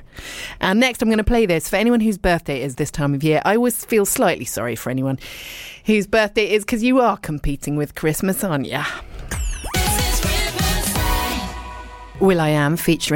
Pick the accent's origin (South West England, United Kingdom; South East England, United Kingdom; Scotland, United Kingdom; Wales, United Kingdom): South West England, United Kingdom; Dorset; moved away; also born or lived in Richmond, London / London; I was born in Richmond, and I lived and worked in London for a little bit, but I was actually brought up in Dorset